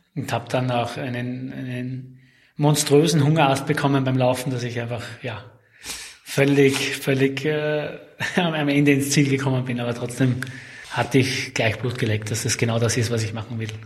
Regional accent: Graz, Styria, Austria; geboren und aufgewachsen bin ich in Graz, beziehungsweise in der Nähe von Graz

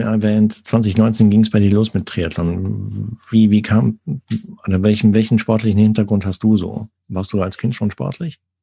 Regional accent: Sauerland, North Rhine-Westphalia, Germany; ich komme aus Nordrhein-Westfalen

